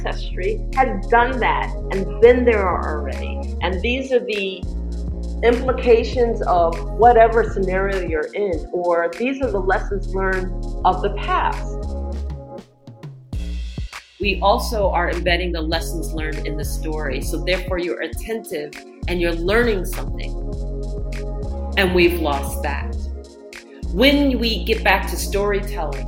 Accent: New York City, New York, United States; moved away as an adult; now in Angola; I was born and raised in New York City

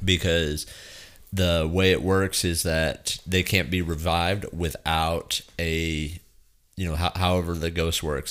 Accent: West Texas, United States; growing up in West Texas

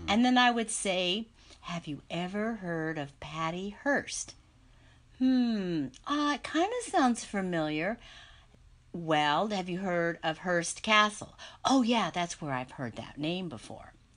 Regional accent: San Jose, California, United States; I grew up in San Jose, California, which was the southern part of the San Francisco Bay Area

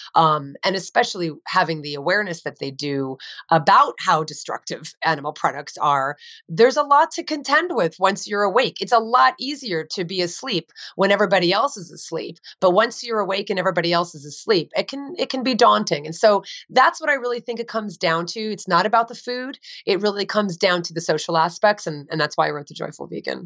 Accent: New Jersey, United States; I grew up in New Jersey

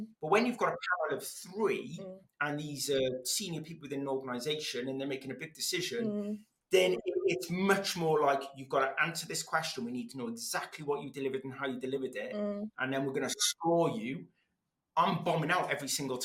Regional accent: Wales, United Kingdom; first language Welsh; English is a second language; I learned English through the medium of Welsh, and I couldn't speak either language very well

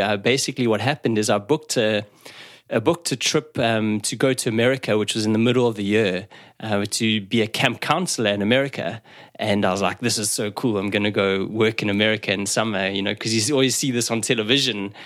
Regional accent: South Africa; moved away; I grew up in South Africa

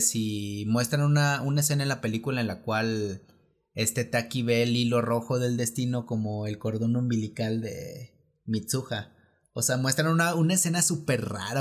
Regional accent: Mexico City, Mexico; nosotros que somos aquí de la Ciudad de México

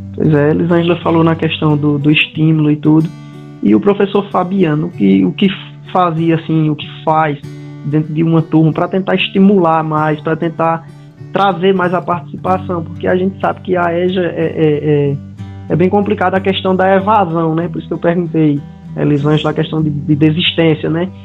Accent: Caririaçu, Ceará, Brazil; eu também sou de Caririaçu

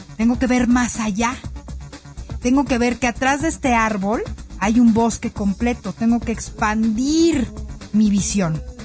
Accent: Mexico; como mexicanos

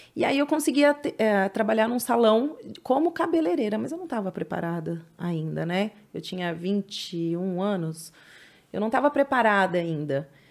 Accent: São Paulo, Brazil; lá na Penha, na, na Zona Leste, onde eu nasci, uhum. aqui em São Paulo

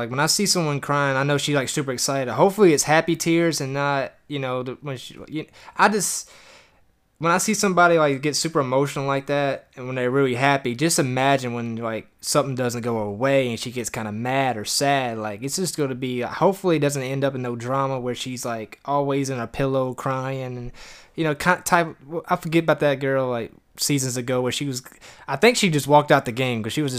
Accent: New Jersey, United States; accent: Jersey; My Jersey accent, all my fellow New Jerseyans out there.

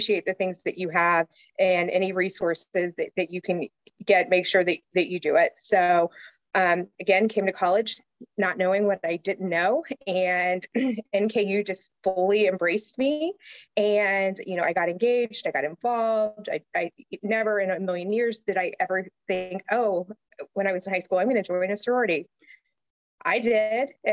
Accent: Newport, Kentucky, United States; I was born in Northern Kentucky. I grew up in Newport, Kentucky

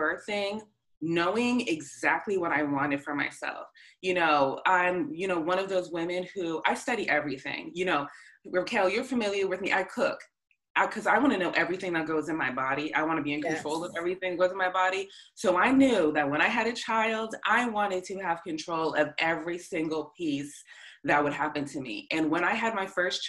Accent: north of Boston, Massachusetts, United States; I grew up a little bit north of Boston

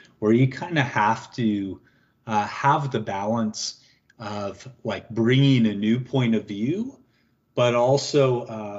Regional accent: Seattle, Washington, United States; moved away as an adult; also born or lived in Geneva, Switzerland; now in Toronto, Canada; being a American born and raised in Seattle who never lived outside the U.S., let alone really the Washington state

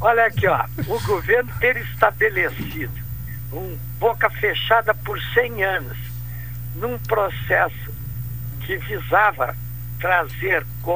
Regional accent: Pelotas, Rio Grande do Sul, Brazil; eu sou pelotense de nascimento

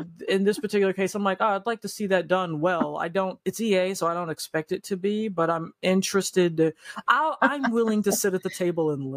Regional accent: United States; as an American

